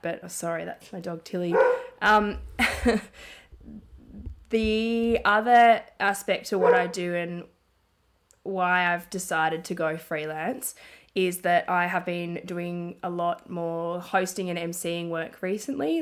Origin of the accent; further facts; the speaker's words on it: Melbourne, Victoria, Australia; also born or lived in Ballarat; I grew up in Melbourne and my family and friends are here